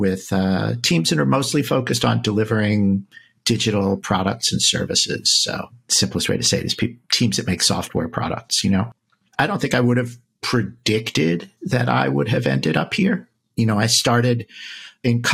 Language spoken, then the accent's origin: English; East Coast, United States; now in New York City, United States; I'm from the East Coast originally.